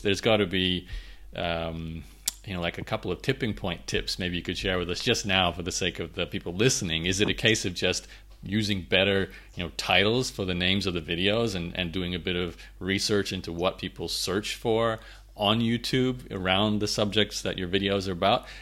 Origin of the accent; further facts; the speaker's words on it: Australia; I grew up in Australia so my uh, my football is rugby league or Australian rules